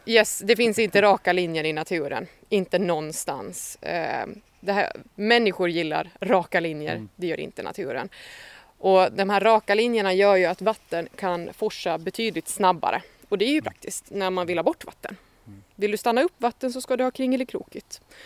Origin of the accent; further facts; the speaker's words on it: Hammarland, Åland Islands; Vi befinner oss eh, på stället där jag växte upp, eh, mitt föräldrahem på Annelund